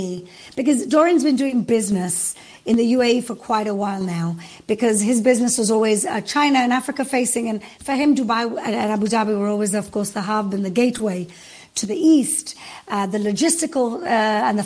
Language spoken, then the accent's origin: English; Gibraltar; I come from Gibraltar, which is opposite Morocco. My mom's from Morocco